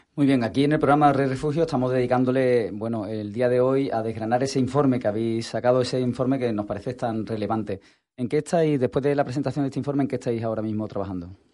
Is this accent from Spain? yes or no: yes; Andalusia, Spain; somos lo que somos a día de hoy como andaluces